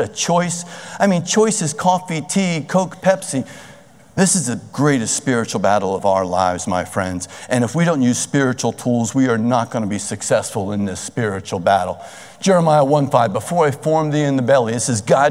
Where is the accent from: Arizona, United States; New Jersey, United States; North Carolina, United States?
New Jersey, United States; Cherry Hill; I grew up in Cherry Hill.